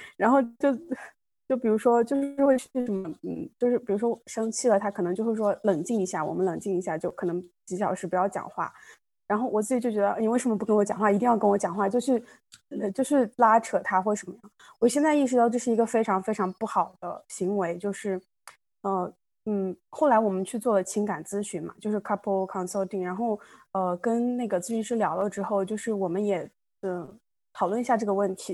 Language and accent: Chinese; China; moved away as an adult; also born or lived in small town (unspecified); now in India; 我其实是中国人